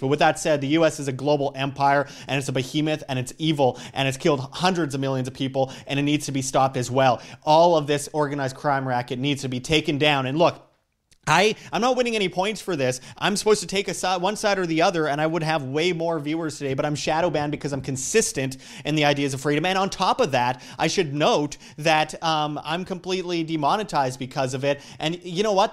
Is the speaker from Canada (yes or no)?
yes; Canada; I'm from Canada